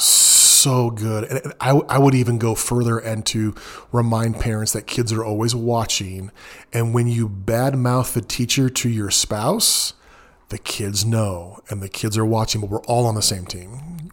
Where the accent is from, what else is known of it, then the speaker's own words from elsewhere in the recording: Southern California, United States; moved away as an adult; now in Texas, United States; I'm from mostly Southern California